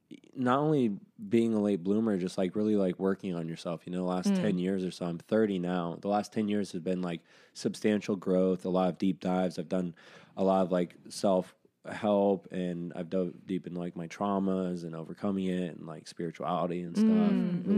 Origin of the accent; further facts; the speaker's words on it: Arizona, United States; Arizona. I grew up in Arizona.